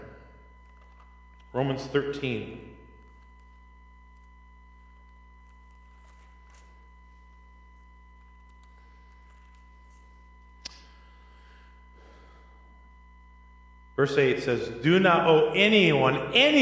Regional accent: Minneapolis, Minnesota, United States; I grew up in Minneapolis

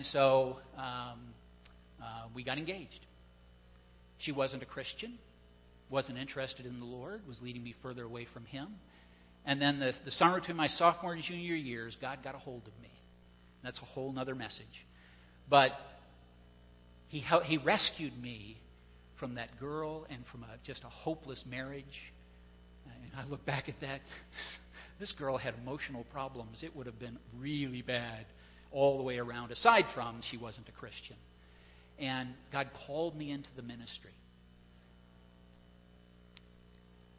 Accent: Pensacola, Florida, United States; I grew up in the South. I'm a native of Pensacola, Florida

